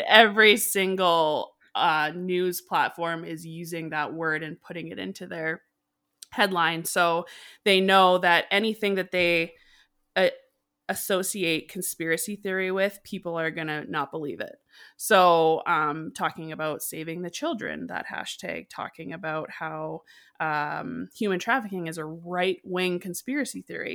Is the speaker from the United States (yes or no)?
no; Canada; also born or lived in Calgary, Alberta; I'm from Canada